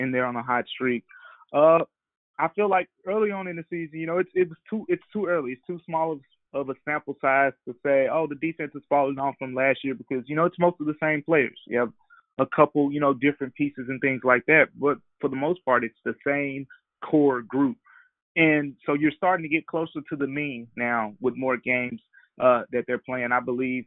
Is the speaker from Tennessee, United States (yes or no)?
yes; Memphis, Tennessee, United States; I'm from Memphis